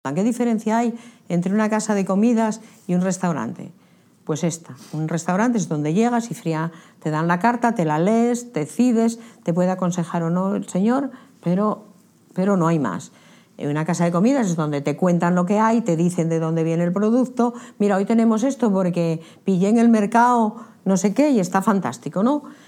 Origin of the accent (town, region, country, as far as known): Candamo, Asturias, Spain; born or raised there